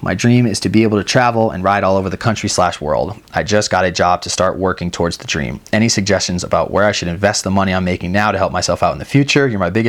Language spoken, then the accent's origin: English; New Hampshire, United States; Backstory, I grew up in New Hampshire and know the struggle back there for good snow and money to buy a pass.